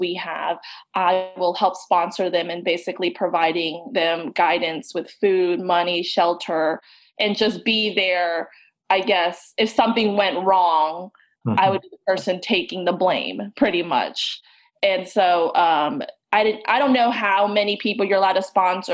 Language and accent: English; Roswell, Georgia, United States; also born or lived in Vietnam; Grew up in Roswell, went to Georgia Tech for undergrad